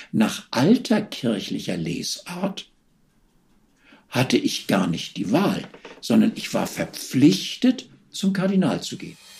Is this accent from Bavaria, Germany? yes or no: no; Hamburg, Germany; moved away as an adult; also born or lived in Vienna; ich bin Hamburger Eminenz